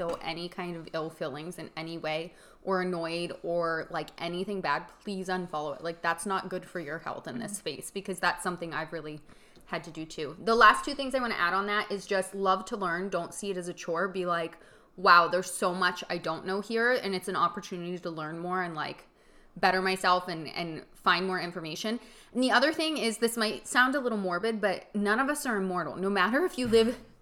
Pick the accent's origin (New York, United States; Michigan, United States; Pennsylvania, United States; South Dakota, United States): Pennsylvania, United States; Punxsutawney; my hometown of Punxsutawney